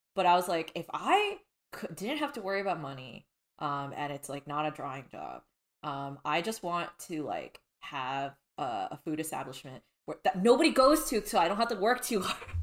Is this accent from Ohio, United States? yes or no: no; Southern California, United States; I am born and raised in Southern California